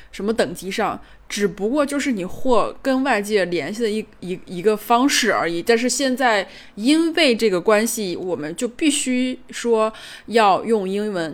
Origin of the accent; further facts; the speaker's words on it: northern China, China; 我作为一个北方人，呃，北方偏北的城市的一个人